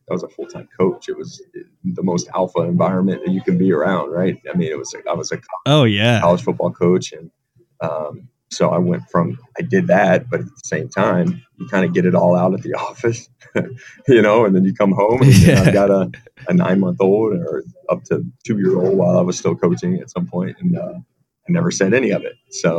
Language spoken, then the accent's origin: English; Virginia Beach, Virginia, United States; also born or lived in Charleston, South Carolina; now in Rhode Island, United States; a guy that's from, you know, the Mid-Atlantic, from Virginia Beach